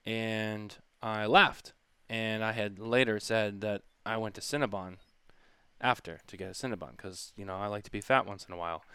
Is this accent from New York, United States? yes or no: no; Boston, Massachusetts, United States; I'm from Boston